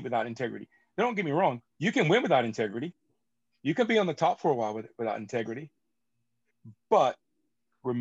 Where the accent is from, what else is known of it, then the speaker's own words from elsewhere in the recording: United States; for me being an American